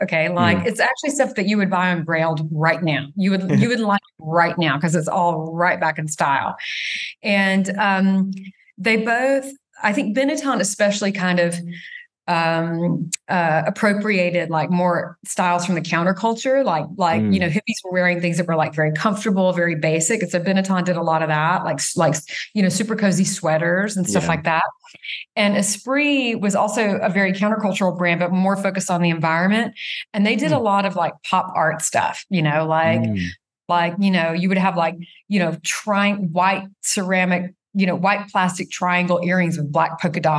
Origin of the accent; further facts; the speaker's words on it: the South, United States; growing up in the South, I had a Southern mother